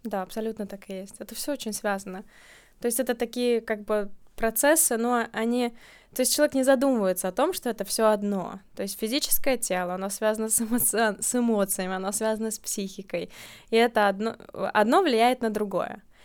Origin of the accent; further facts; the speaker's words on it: Riga, Latvia; moved away; Вообще я из Риги, uh-huh. я родилась в Латвии